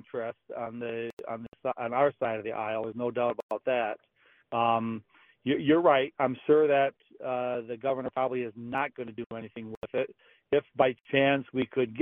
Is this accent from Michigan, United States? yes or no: yes; Charlevoix, Michigan, United States; my hometown of Charlevoix